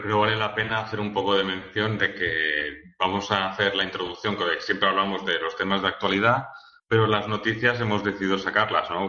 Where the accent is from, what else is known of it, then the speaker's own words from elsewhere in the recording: Valencia, Valencian Community, Spain; now in Zaragoza, Spain; yo soy de Valencia y no, yo estoy en Zaragoza